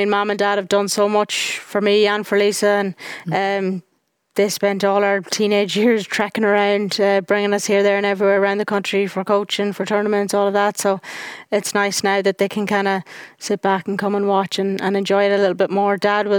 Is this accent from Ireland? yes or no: yes; Ireland; When you go out as an Irish person, there's me and Stephanie, and that's it out there.